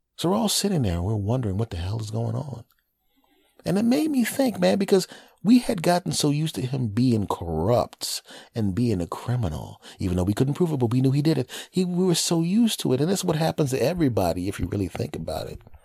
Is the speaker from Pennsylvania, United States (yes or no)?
yes; Villanova, Pennsylvania, United States; moved away; my hometown of Villanova, uh, in, in Philadelphia